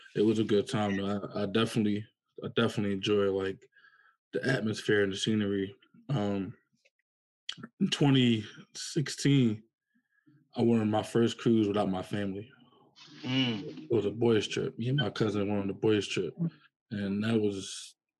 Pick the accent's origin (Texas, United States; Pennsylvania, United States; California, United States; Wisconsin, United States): Pennsylvania, United States; Philadelphia; I'm from Philadelphia, Pennsylvania um, in the process of moving to New York